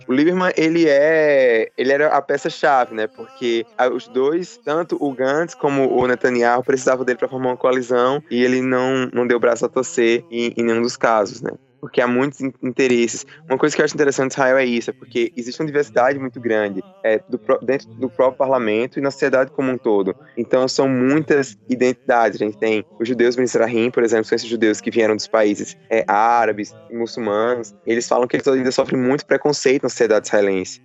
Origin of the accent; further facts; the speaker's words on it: Brazil; nós que somos brasileiros, a gente tá vindo de fora